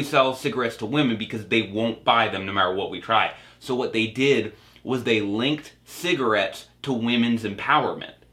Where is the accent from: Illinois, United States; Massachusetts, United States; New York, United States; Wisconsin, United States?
Massachusetts, United States; Cape Cod; my hometown in Cape Cod